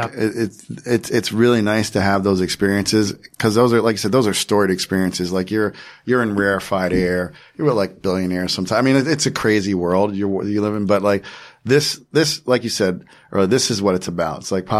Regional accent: New Jersey, United States; I'm from Jersey

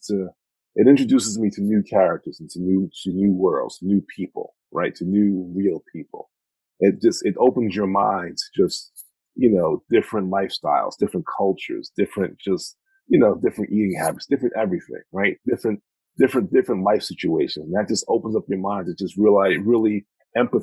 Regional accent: Mount Vernon, New York, United States; born and raised in Mount Vernon, New York.

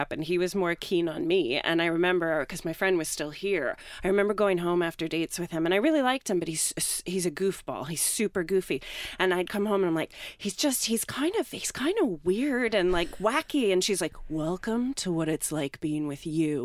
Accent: Pennsylvania, United States; moved away; Grew up in Pennsylvania

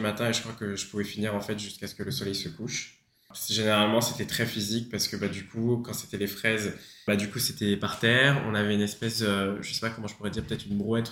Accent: Paris, Île-de-France, France; moved away as an adult; now in Australia; je suis originaire de Paris

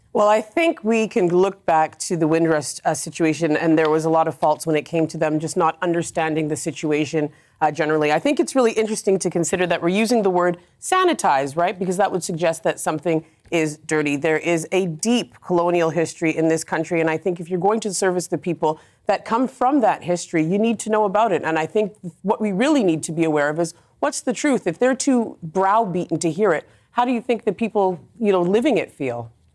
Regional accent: Canada; now in United Kingdom; I came here as a Canadian immigrant

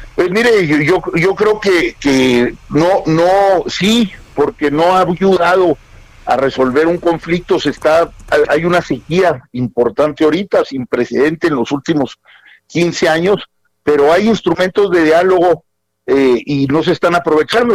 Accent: Chihuahua, Mexico; Soy chihuahuense

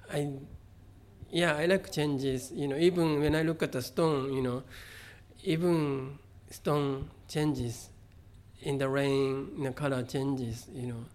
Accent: Kobe, Hyogo, Japan; first language Japanese; English is a second language; moved away; also born or lived in San Francisco; I grew up in Kobe

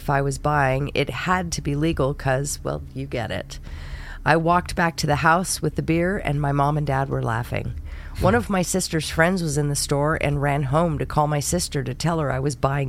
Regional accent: San Jose, California, United States; moved away; also born or lived in Idaho Springs, Colorado; growing up in San Jose

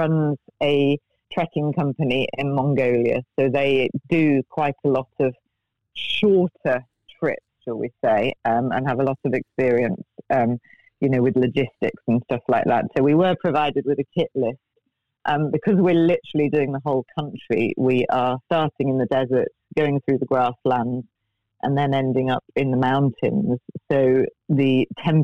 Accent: United Kingdom; as a Brit

